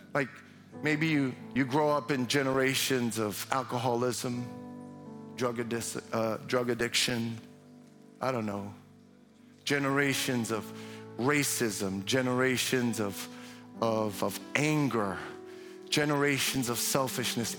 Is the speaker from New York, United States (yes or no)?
yes; New York City, New York, United States; now in Chicago, United States; I'm from Brooklyn